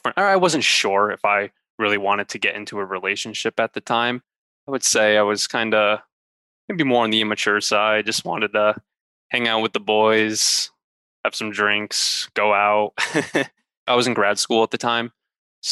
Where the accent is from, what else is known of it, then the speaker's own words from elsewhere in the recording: Wallingford, Connecticut, United States; also born or lived in Buffalo, New York; now in United Kingdom; I'm originally from Wallingford, Connecticut, and now live in Buffalo, New York